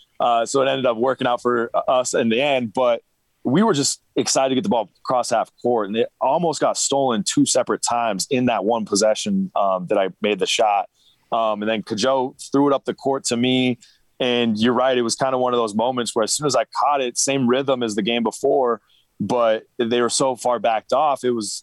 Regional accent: Pullman, Washington, United States; Yep, back in the Palouse, and I actually grew up being a Coug for probably my 15 years of my life.

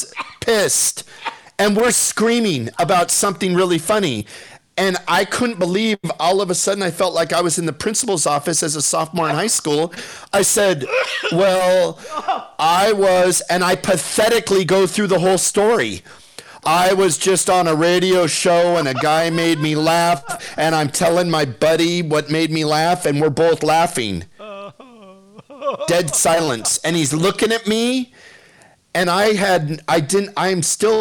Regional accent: Shoreline, Washington, United States; growing up in Shoreline, growing up in Seattle

